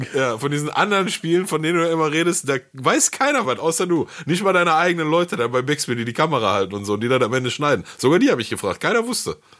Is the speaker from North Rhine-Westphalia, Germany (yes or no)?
yes; Ruhr area, North Rhine-Westphalia, Germany; bei uns im Ruhrgebiet